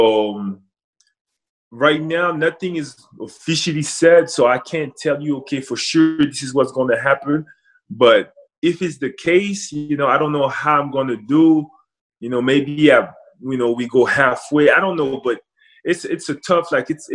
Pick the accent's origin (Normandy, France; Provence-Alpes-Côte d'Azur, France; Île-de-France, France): Normandy, France; Rouen; now in Washington, United States; Obviously grew up in France. Rouen, it's my hometown